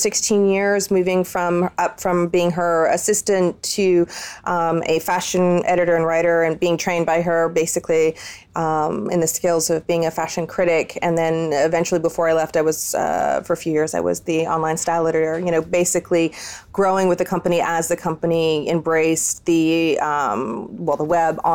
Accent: San Francisco, California, United States; also born or lived in Milan; I grew up in California, born and raised California girl in San Francisco

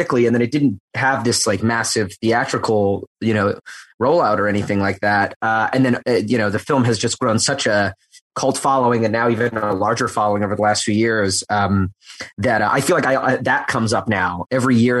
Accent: Edmonton, Alberta, Canada; moved away as an adult; I'm Canadian originally, and I grew up in Edmonton, Alberta, in Canada

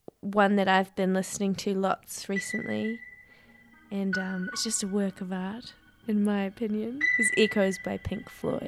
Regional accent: New Zealand; hey, I'm visiting from New Zealand.

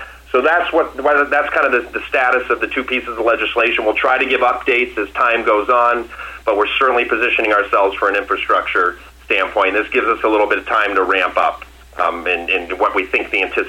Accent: Massachusetts, United States; Well, I know you can't tell by my accent, but I'm from Massachusetts.

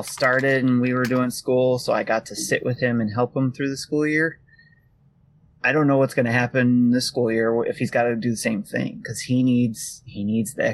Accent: Detroit, Michigan, United States; I come from Detroit Public Schools

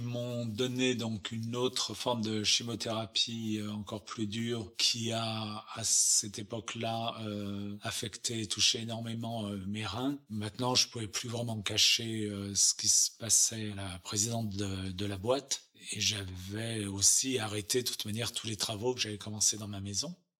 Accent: Chamonix, Auvergne-Rhône-Alpes, France; also born or lived in Paris; now in Los Angeles, United States; je suis né à Chamonix en Haute-Savoie

